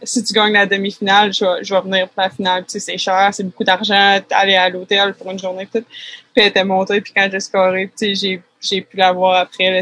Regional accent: Quebec City, Quebec, Canada; moved away as an adult; also born or lived in Vanier / Saint-Émile; je viens de Québec, Québec

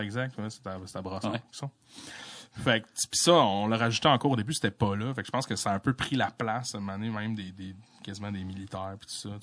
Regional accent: La Malbaie region, Quebec, Canada; moved away; la région de ce que où est-ce que je venais

